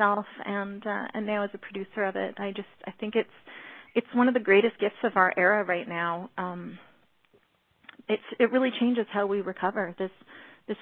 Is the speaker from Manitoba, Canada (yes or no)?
no; Alberta, Canada; I'm from Alberta, Canada, but I do have a background